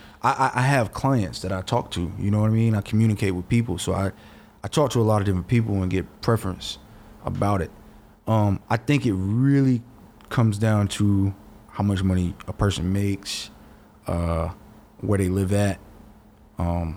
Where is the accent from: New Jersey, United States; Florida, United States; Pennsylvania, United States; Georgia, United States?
Georgia, United States; I'm from the South. I'm from Georgia